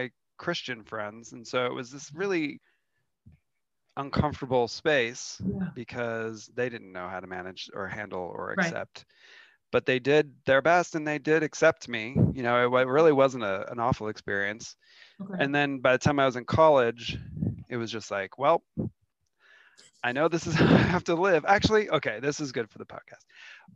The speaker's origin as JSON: {"language": "English", "town": "Seattle", "region": "Washington", "country": "United States", "tie": "born or raised there", "moved": "yes", "lives_now": "Denver, United States", "said": "But I grew up in Seattle area. My family's from Seattle, has been in Seattle for a lot of generations"}